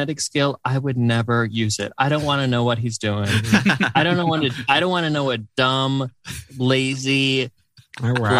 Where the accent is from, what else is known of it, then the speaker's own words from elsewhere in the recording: Wisconsin, United States; now in Los Angeles, United States; I grew up in Wisconsin